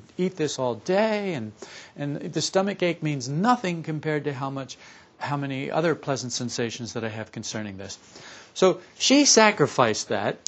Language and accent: English; Camden, New Jersey, United States; I was born in Camden, New Jersey, to a couple of Catholic parents. And we lived in a brownstone house